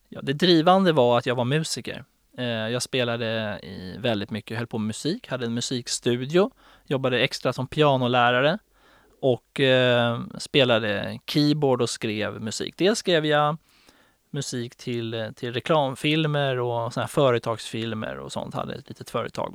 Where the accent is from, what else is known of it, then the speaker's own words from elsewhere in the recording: Stockholm, Stockholm County, Sweden; jag är uppväxt i Farsta och söderkille